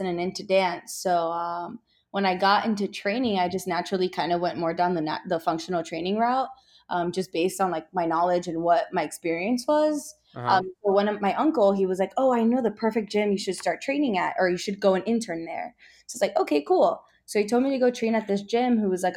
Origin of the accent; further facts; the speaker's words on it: Miami, Florida, United States; moved away as an adult; also born or lived in Orlando; now in Texas, United States; I'm from Florida, so I'm from Miami.